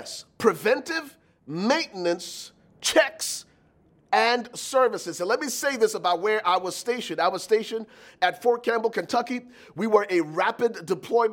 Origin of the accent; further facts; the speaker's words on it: Liberia; moved away; I was born and raised in Liberia, West Africa